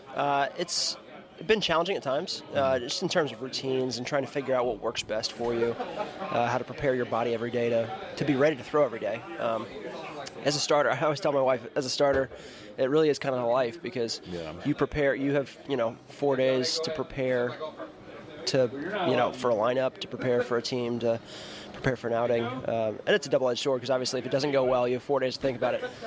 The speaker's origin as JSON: {"language": "English", "country": "United States", "said": "as an American"}